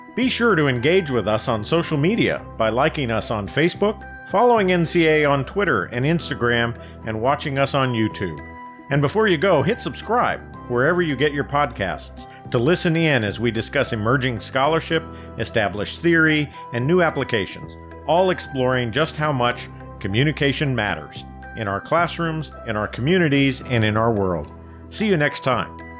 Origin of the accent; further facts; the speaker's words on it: American Southwest, New Mexico, United States; now in Mid-Atlantic region, United States; I grew up in the American Southwest